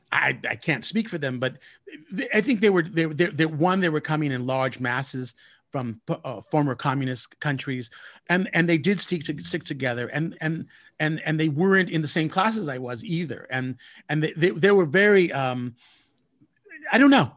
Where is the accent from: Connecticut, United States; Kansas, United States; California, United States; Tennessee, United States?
California, United States; Southern; I grew up in Southern California